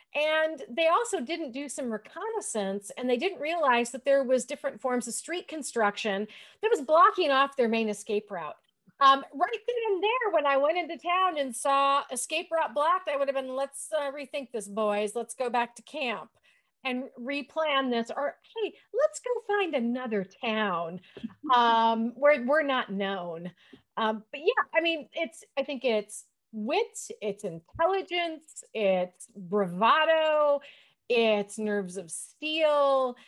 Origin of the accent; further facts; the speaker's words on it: Michigan, United States; where are you from in the United States? I say, well, Michigan.